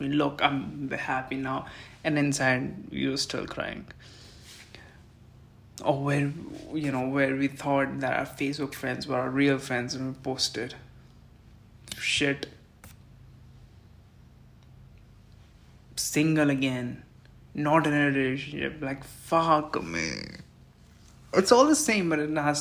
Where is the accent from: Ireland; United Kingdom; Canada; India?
India; I'm really a patriotic Indian and I take pride of being an Indian citizen